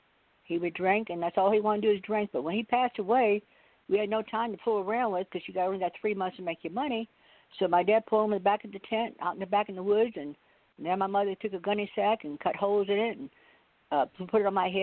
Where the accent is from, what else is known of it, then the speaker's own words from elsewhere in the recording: Carmel, United States; because I used to do that when I was a little girl growing up in Carmel.